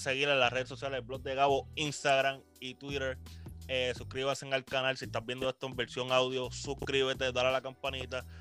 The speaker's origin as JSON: {"language": "Spanish", "country": "Puerto Rico", "said": "nosotros somos un mercado latino, estadounidense"}